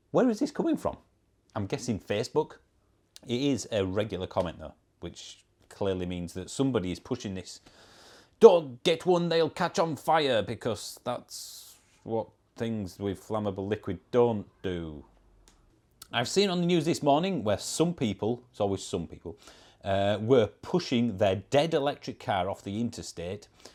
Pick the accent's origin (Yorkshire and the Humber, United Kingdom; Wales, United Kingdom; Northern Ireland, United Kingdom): Yorkshire and the Humber, United Kingdom; accent: Yorkshire; I'm not Scottish. I'm English. I'm from Yorkshire, which is in the northern part of England.